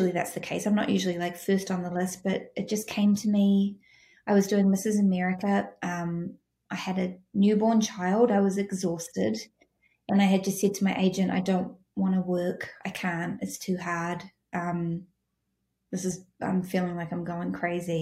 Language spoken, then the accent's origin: English; New Zealand; I'm from New Zealand